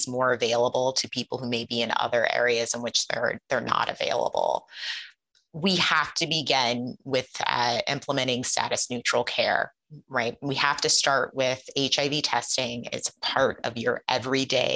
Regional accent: Ohio, United States; I grew up in Ohio.

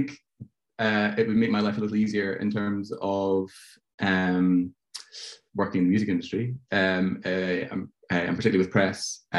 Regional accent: Glasgow, Scotland, United Kingdom; moved away as an adult; now in London, United Kingdom; I grew up in Glasgow, and I studied in Glasgow for a few years

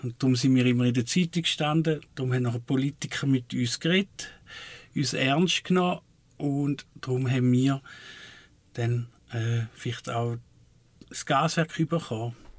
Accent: Switzerland; wo ich herkomme, Waldling

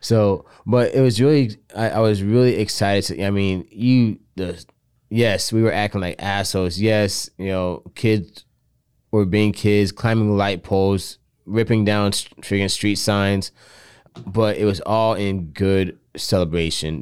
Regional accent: South Florida, United States; now in Tampa, United States; I'm originally from South Florida

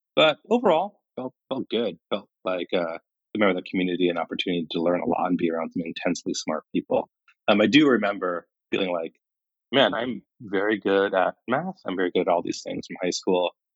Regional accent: Kingman, Arizona, United States; moved away as an adult; also born or lived in India; I really loved growing up in Kingman

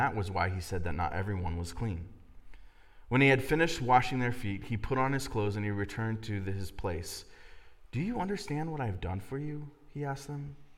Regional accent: Miamisburg, Ohio, United States; also born or lived in Dayton, Ohio; I grew up in Miamisburg

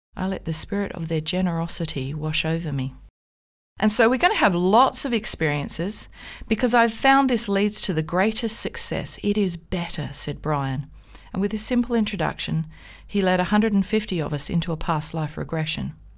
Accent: Australia; As an Australian

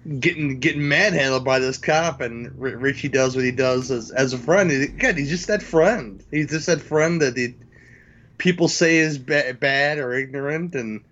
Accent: Illinois, United States; Well, I'm from Illinois, where there is no Shermer in Illinois

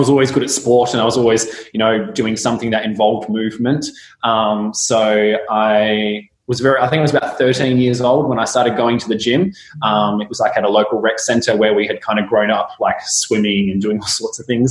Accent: Kalgoorlie, Western Australia, Australia; now in Perth, Australia; I grew up in Kalgoorlie, so it's, you know, in WA, so I'm currently in Perth

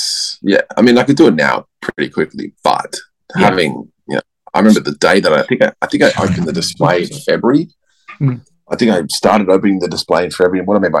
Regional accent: Australia; I'm Australian, I swear a lot.

